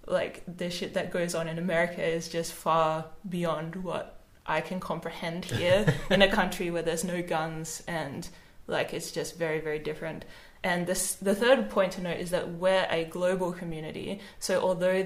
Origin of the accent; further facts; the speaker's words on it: Australia; as an Australian